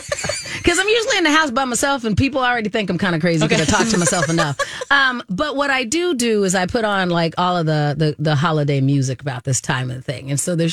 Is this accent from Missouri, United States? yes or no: no; Arizona, United States; moved away; We grew up in Arizona.